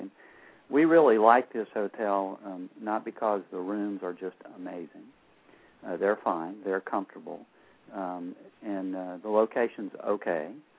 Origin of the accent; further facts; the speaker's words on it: the South, United States; She knows we're from the South